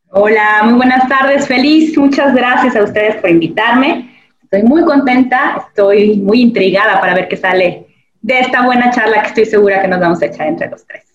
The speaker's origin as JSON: {"language": "Spanish", "country": "Mexico", "said": "como mexicanos"}